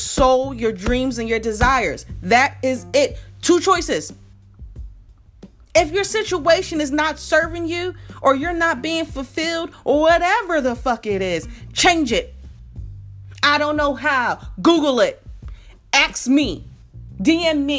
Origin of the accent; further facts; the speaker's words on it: Philadelphia, Pennsylvania, United States; moved away as an adult; now in Atlanta, United States; I'm from Philadelphia and I moved to Atlanta